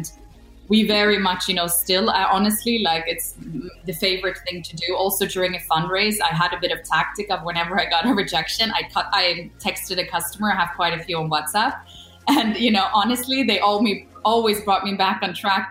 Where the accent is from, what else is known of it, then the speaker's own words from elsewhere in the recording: Sweden; moved away; also born or lived in Copenhagen; I'm born and raised in Sweden, but my parents are Polish